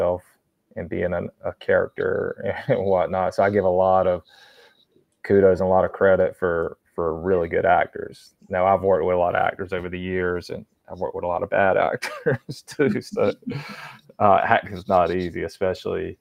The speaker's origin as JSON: {"language": "English", "region": "North Carolina", "country": "United States", "tie": "born or raised there", "said": "born and raised in North Carolina"}